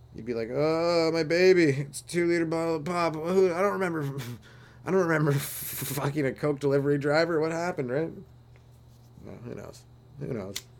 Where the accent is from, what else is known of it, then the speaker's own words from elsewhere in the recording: Canada; I'm Canadian